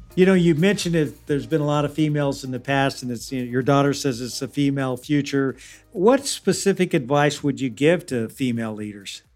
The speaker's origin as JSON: {"language": "English", "town": "Kansas City", "region": "Missouri", "country": "United States", "tie": "born or raised there", "said": "growing up in Kansas City, Missouri, that was a phrase we would use too."}